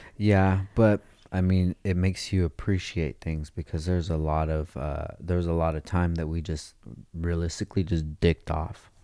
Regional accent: Oxnard, California, United States; I'm from Oxnard, dude. We just talk different out there

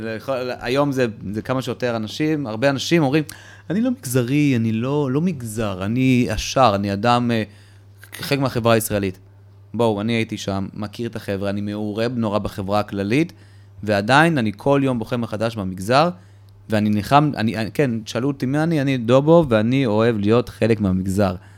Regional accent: Petah Tikva, Central District, Israel; also born or lived in Soviet Union / Moldova; גדלתי בשכונה שהיא אה, שעריה, שהיא שכונה תימנית פתח תקווה, שם קנינו דירה

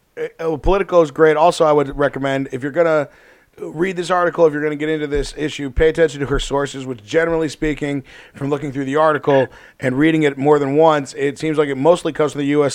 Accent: Chicago, Illinois, United States; We're from Chicago here.

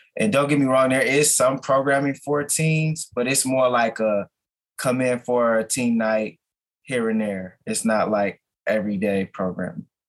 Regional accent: Minneapolis, Minnesota, United States; I was born and raised in North Minneapolis. So I'm a lifelong North Sider.

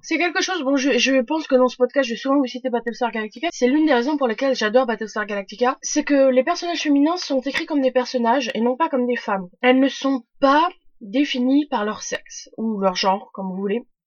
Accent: France; chez nous en France

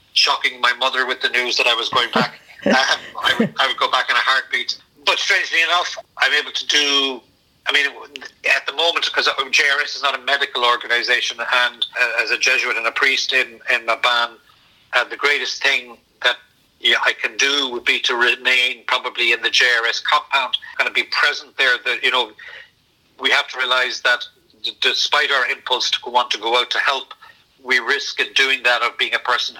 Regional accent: Cork, Munster, Ireland; also born or lived in South Sudan; as a Cork man

